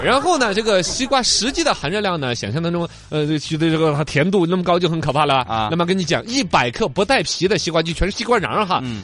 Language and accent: Chinese; Sichuan, China; 四川尤其像我们老家麒麟地带那种